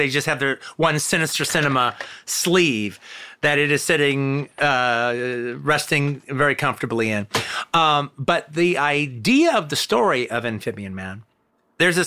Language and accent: English; United States; As an American